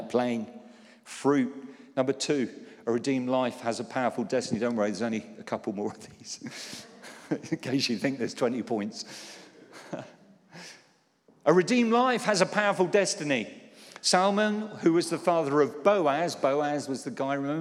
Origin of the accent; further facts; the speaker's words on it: Poole, South West England, United Kingdom; When I was a teenager, I was brought up in Poole in Dorset